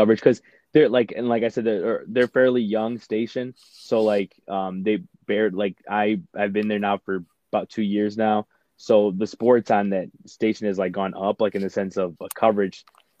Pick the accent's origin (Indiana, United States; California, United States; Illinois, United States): Illinois, United States; Chicago; I was basically born and raised here. I was born in Chicago, but mostly raised out in the suburbs.